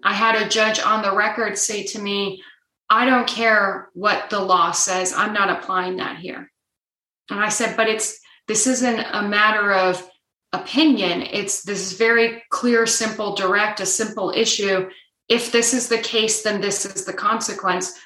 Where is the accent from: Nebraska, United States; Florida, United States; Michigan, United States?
Nebraska, United States; moved away; my home state of Nebraska